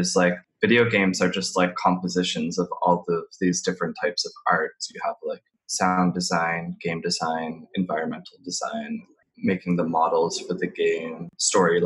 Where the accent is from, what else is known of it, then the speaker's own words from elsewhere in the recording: Nova Scotia, Canada; I'm from Nova Scotia, and growing up, it was kind of boring.